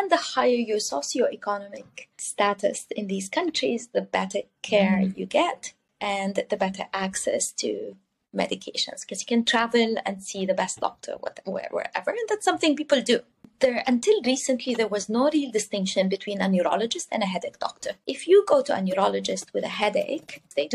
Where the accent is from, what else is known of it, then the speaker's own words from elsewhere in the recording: Jordan; moved away as an adult; also born or lived in Dubai / Cyprus; now in Canada; I'm originally from the Middle East. I grew up born and raised in the Middle East, in Jordan